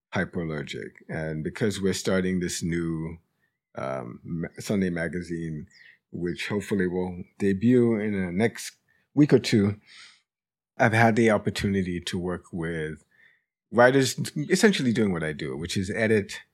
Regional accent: New York City, New York, United States; I grew up in the North Bronx.

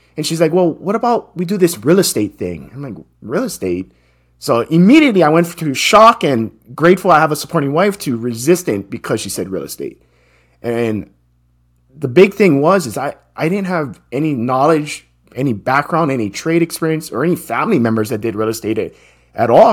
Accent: Hawaii, United States; I'm born and raised in Hawaii, and that's where I grew up.

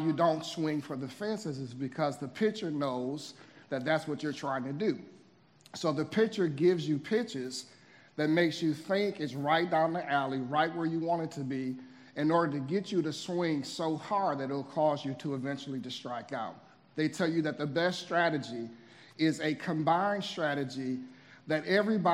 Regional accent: Midwest, United States; moved away; I'm originally from the Midwest

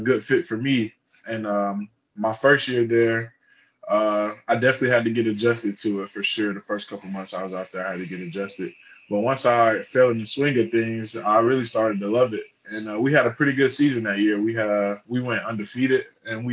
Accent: Charlotte, North Carolina, United States; moved away as an adult; also born or lived in Fort Mill, South Carolina / Kansas; now in Gainesville, United States; I'm from Charlotte, North Carolina. I went to high school in Fort Mill, South Carolina.

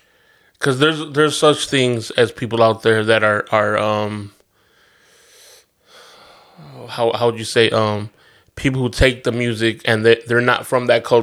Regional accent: United States; Obviously, I play my Latin music too, and I'm American, absolutely, and blah, blah, blah.

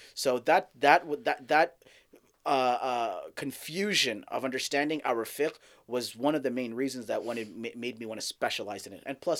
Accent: Saudi Arabia; also born or lived in Dallas, Texas, United States; So I was born in Dallas, Texas, but I grew up in Saudi.

